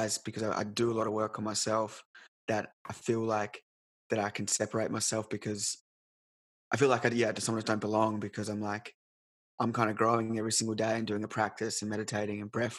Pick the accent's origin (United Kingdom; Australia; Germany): Australia; Australind, Western Australia; now in Perth Hills, Australia; So I grew up in a place called Australind, our south of Perth, just near Bunbury.